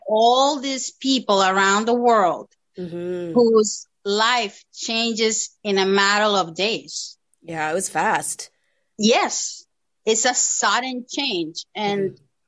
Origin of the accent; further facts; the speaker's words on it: Dominican Republic; moved away as an adult; now in Toronto, Canada; I'm originally from the Dominican Republic and I've been in Canada for 10 years now almost.